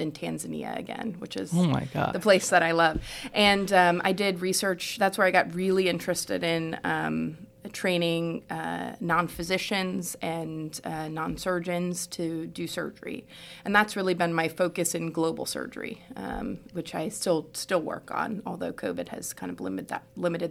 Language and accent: English; Houston, Texas, United States; moved away as an adult; also born or lived in New York / Ghana; I'm from Houston originally